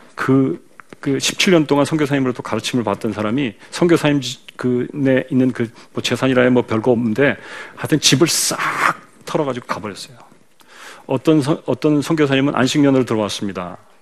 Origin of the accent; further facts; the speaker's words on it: South Korea; 한국 사람이니까